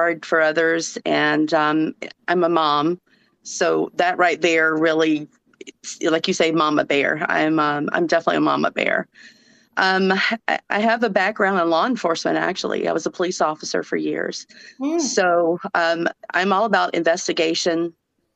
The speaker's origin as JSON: {"language": "English", "region": "Georgia", "country": "United States", "accent": "southern", "moved": "yes", "lives_now": "Minnesota, United States", "said": "Even with a southern accent, I live in Minnesota, so I'm from Georgia"}